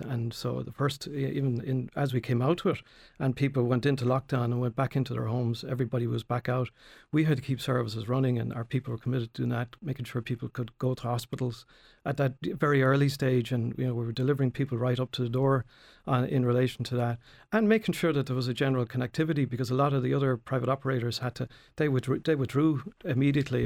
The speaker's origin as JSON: {"language": "English", "town": "Tramore", "region": "Munster", "country": "Ireland", "tie": "born or raised there", "said": "I was born in Tremor, uh, went off to University of Limerick"}